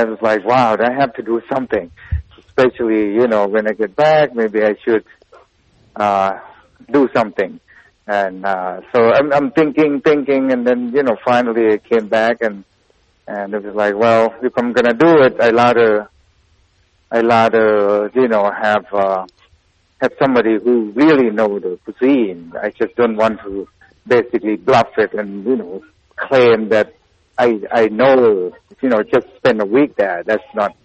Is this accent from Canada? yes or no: no; Thailand; now in Pittsburgh, United States; growing up in Thailand, Lao food is just part of the conversation at the table.